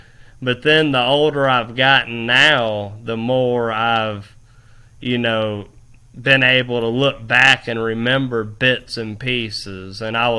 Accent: Fort Walton Beach, Florida, United States; I was from Fort Walton Beach. I was from Fort Walton Beach, Destin area, partying all the time.

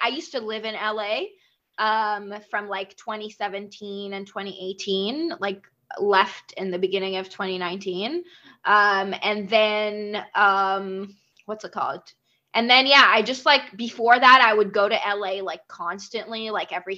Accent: Iraq; also born or lived in Dubai, United Arab Emirates; now in Vancouver, Canada; I grew up in Iraq and then moved to Dubai. And then from Dubai, I came here

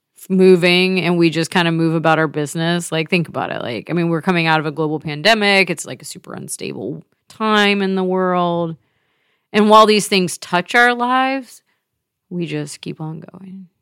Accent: the South, United States; moved away as an adult; as a Southerner

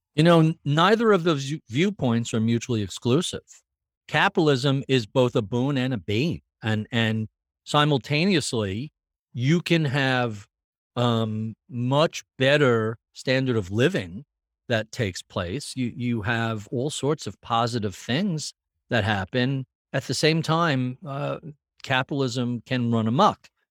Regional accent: New York, United States; as I was growing up in New York

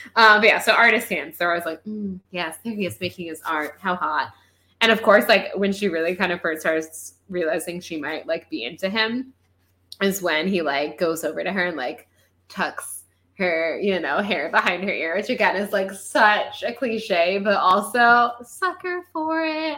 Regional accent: Florida, United States; growing up in Florida

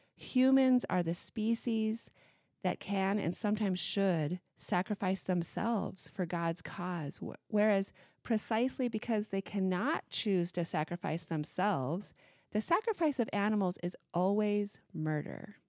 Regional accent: Missoula, Montana, United States; growing up in Missoula, Montana

